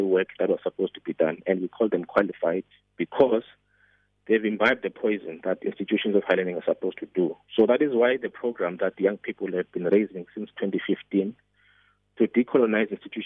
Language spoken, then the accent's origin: English; Zwelitsha, Eastern Cape, South Africa; I was born in Zwelitsha, near King Lemstone in the Eastern Cape, 30 years ago. That is where I was. That's where I grew up.